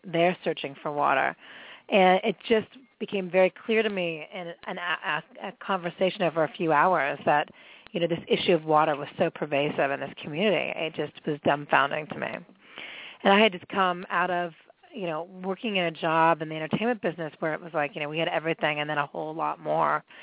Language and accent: English; Pittsburgh, Pennsylvania, United States; moved away; I grew up in Pittsburgh and in a, you know, a fairly conservative family, and in the 70s